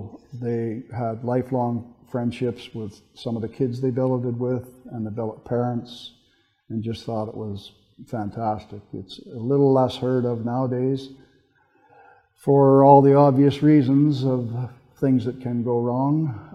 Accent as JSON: {"language": "English", "region": "Southern Ontario", "country": "Canada", "tie": "born or raised there", "moved": "as an adult", "lives_now": "Fort St. John, Canada", "said": "When I was raised in Southern Ontario"}